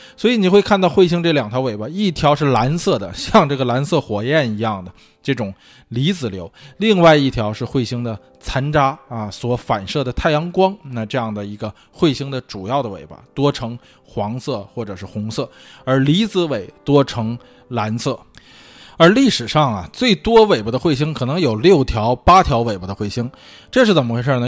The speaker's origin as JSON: {"language": "Chinese", "region": "northern China", "country": "China", "said": "作为北方人来说，啊，我，这个小时候是打过血字，血仗的"}